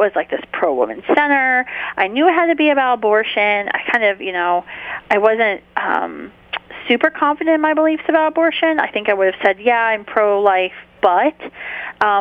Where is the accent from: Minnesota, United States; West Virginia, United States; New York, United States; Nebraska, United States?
West Virginia, United States; near Wheeling, northern; moved away as an adult; also born or lived in Charleston, West Virginia / Washington, D.C.; I'm originally from northern West Virginia, near Wheeling, West Virginia, actually not too far from Franciscan University of Steubenville, and that's where I grew up